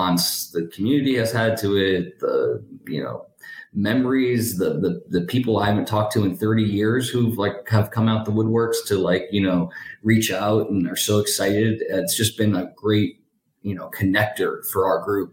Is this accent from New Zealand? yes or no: no; Coral Gables, Florida, United States; I grew up in Coral Gables, born, raised